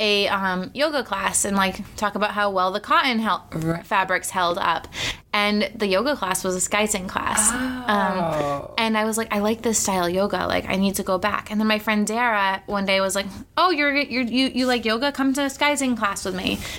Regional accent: Cape Cod, Massachusetts, United States; I grew up on Cape Cod

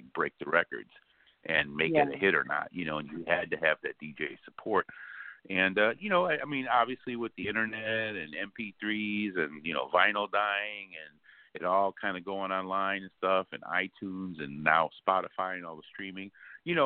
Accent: Chicago, Illinois, United States; I'm from the Windy City of Chicago, born and raised

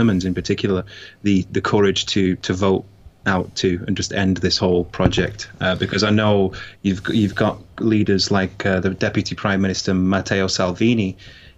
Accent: United Kingdom; we're British

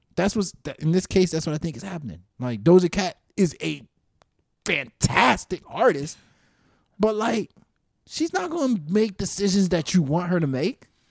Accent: East Coast, United States; East Coast, I'm from the East Coast.

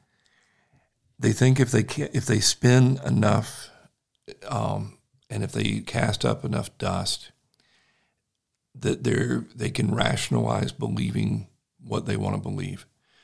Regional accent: the South, United States; accent: Southern; I don't mask my Southern accent as much

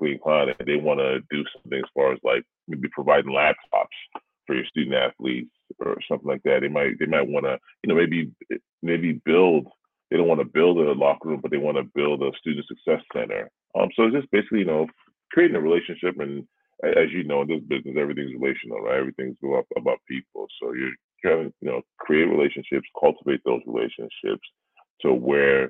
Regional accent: Canada; Being a Canadian

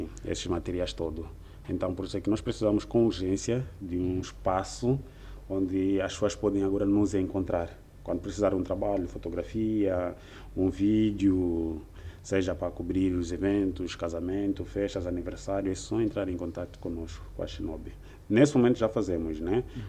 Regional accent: Lubango, Huíla, Angola; also born or lived in Luanda; Sou natural do, do Lubango, província da Huila, e nesse momento encontro-me cá em Luanda

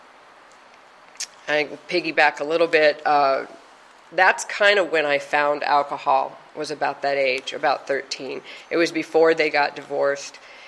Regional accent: Simi Valley, California, United States; also born or lived in Ontario, California / Sunland-Tujunga, California; us kids growing up in Simi Valley

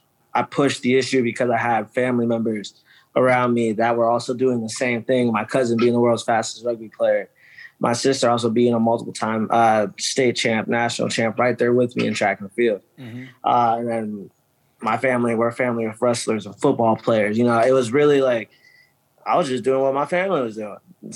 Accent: Canton, Ohio, United States; That's where I'm from. I'm from Canton.

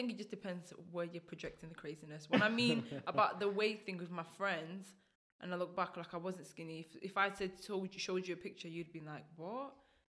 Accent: United Kingdom; also born or lived in Burundi / Rwanda; I've been here since I was 2, so a massive part of me is still the UK.

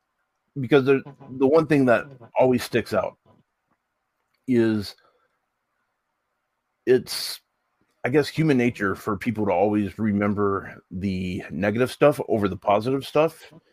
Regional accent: United States

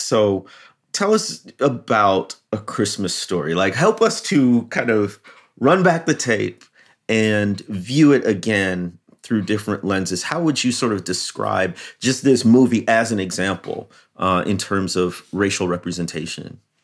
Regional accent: Chicago, Illinois, United States; I grew up in the Chicagoland area

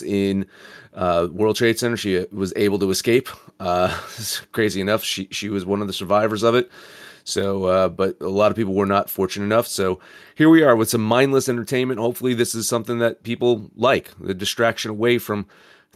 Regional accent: New Jersey, United States; my hometown, where I'm from in Jersey

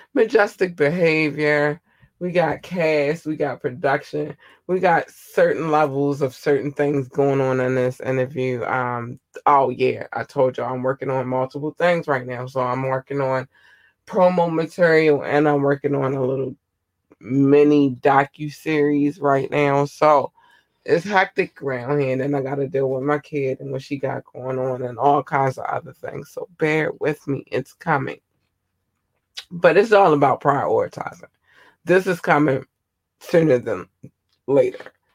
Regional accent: United States; I'm an American

